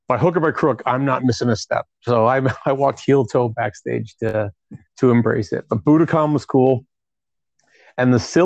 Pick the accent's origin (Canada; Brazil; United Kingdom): Canada; Toronto, Ontario; I'm from Toronto